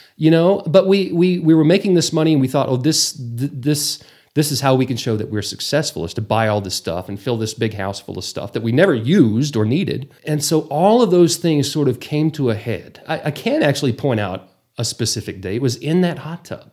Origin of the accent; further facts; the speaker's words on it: Borger, Texas, United States; also born or lived in Amarillo; born and raised, graduated from Borger High School